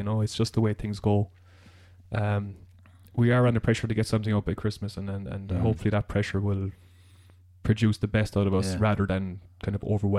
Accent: Ireland; being Irish

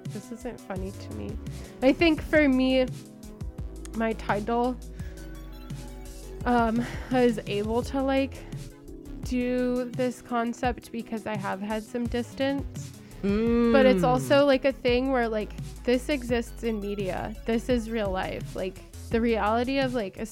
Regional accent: Alameda, California, United States; I'm from Alameda

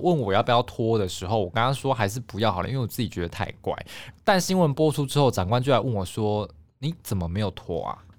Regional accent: southern Taiwan, Taiwan; moved away; 我是南部人嘛

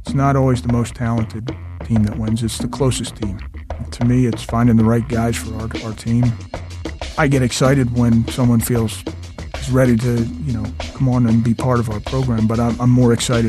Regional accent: Doylestown, Pennsylvania, United States; also born or lived in Hatboro; I am. I grew up early in Hatboro, and then my folks moved to Doylestown when I was 12.

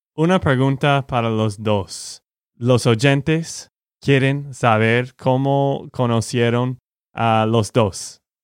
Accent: Texas, United States; de Texas, Estados Unidos.

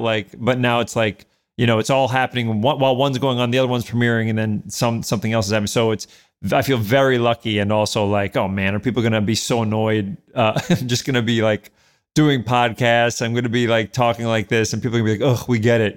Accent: New York City, New York, United States; born or raised there; moved away as an adult; also born or lived in Westchester, New York / Manhattan, New York

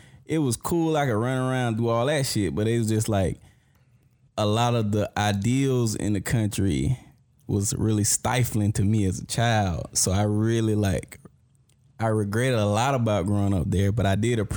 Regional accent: Morven, Georgia, United States; I'm from Morven, Georgia, Brooks

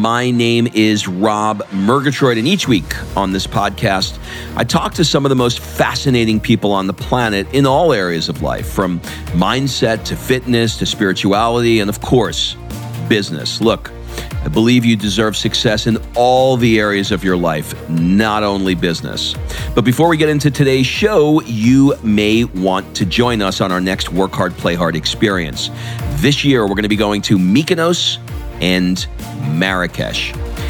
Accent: New York, United States; even growing up in New York around a lot of Hasidic Jews.

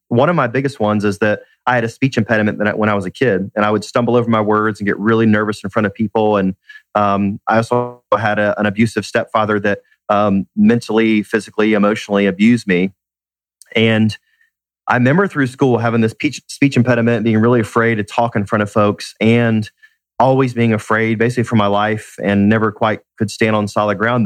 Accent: Atlanta, Georgia, United States; Born and raised in Atlanta, love being in my city

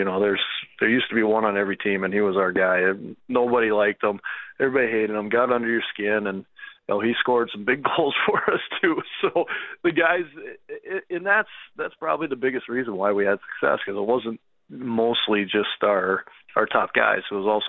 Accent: Calgary, Alberta, Canada; No, I'm from Calgary.

